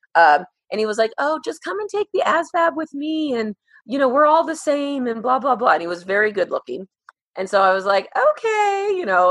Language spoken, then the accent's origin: English; Moreno Valley, California, United States; I grew up in Moreno Valley, California